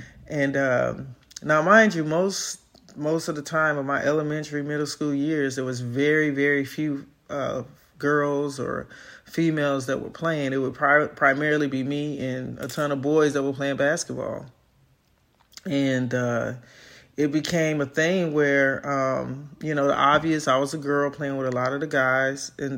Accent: Chicago, Illinois, United States; I'm from South Side of Chicago, so inner city youth, sports, academia

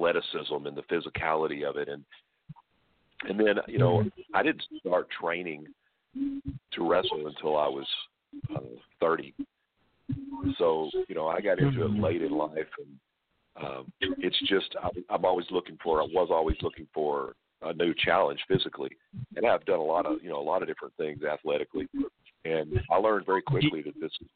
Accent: Pine Bluff, Arkansas, United States; growing up where I grew up in Pine Bluff, Arkansas

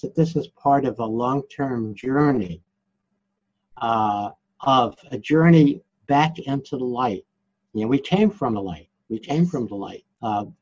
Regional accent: New York City, New York, United States; I'm from Brooklyn, New York

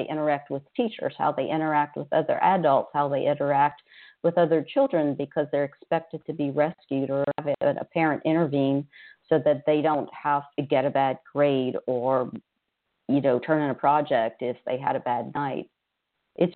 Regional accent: Louisiana, United States; now in Houston, United States; I grew up in Louisiana, we had mental health centers in every parish

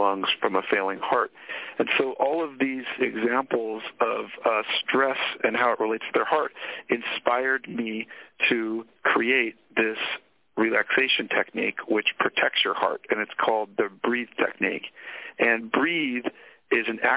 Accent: Sonoma, California, United States; I grew up in Northern California. I grew up in Sonoma, which is wine country

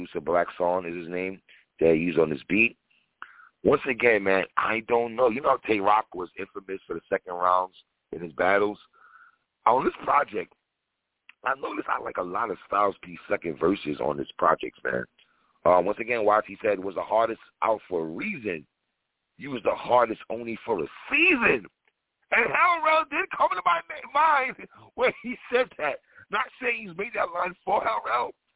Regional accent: New York City, New York, United States; now in Florida, United States; I'm being from New York City

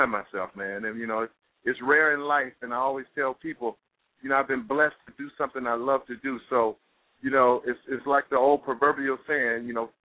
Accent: Montgomery, Alabama, United States; now in New York, United States; we grew up together. I'm from Montgomery, Alabama. She's from Montgomery, Alabama. We grew up together. We went to high school

